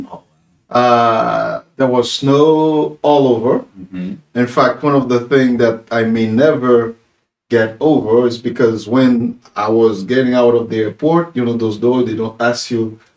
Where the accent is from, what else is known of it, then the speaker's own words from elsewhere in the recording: Haiti; from Haiti, a preacher of the gospel.